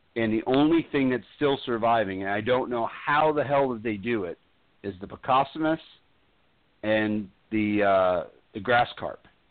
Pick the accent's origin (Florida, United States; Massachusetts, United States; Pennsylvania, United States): Florida, United States; also born or lived in New York; I consider myself a Floridian